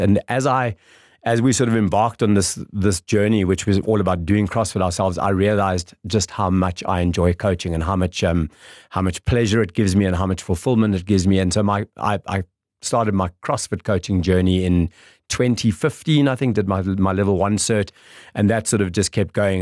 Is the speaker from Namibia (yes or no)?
yes; Windhoek, Khomas, Namibia; local boy, born and bred. Um, grew up in Kleinwintuk.